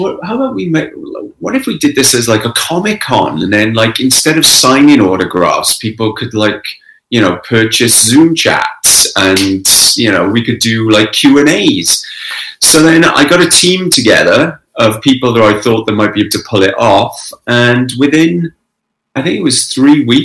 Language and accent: English; Pencoed, Wales, United Kingdom; also born or lived in London / Canada; now in Toronto, Canada; Well, I'm originally from Wales. I grew up in Wales.